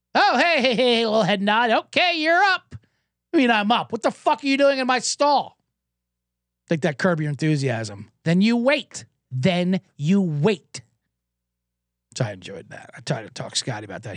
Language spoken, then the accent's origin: English; Los Angeles, California, United States; How are you in L A?